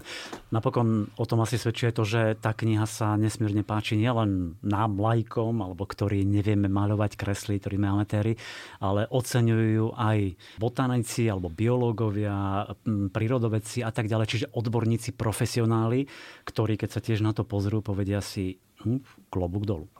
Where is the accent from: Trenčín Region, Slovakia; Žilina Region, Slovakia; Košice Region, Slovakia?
Trenčín Region, Slovakia; Stará Turá; ja som vlastne zo Starej Turej